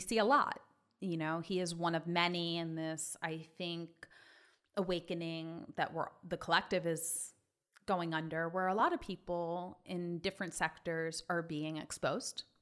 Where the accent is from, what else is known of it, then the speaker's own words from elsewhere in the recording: Long Island, New York, United States; also born or lived in Manhattan East Side, New York; I'm a native New Yorker. I grew up on Long Island